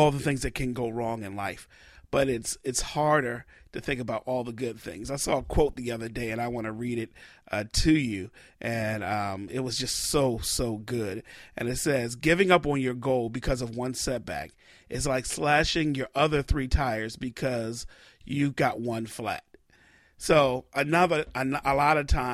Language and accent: English; Baltimore, Maryland, United States; here in my hometown, currently in Baltimore